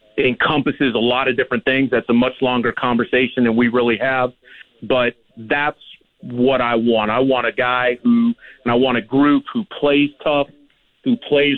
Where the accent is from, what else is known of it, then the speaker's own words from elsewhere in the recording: Los Angeles, California, United States; moved away as an adult; now in Regina, Canada; I grew up in Los Angeles, and I got into coaching pretty early, so I've lived in a lot of different spots, but I grew up in Southern California